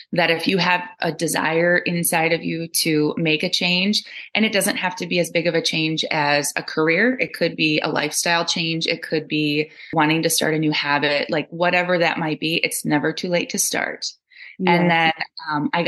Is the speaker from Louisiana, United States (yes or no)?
no; Altoona, Wisconsin, United States; now in Galesville, United States; my hometown of Altoona, Wisconsin, which is right up by Eau Claire